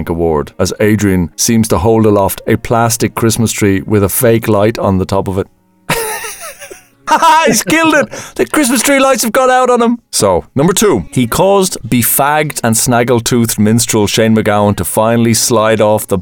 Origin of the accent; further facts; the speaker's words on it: Ireland; we're Irish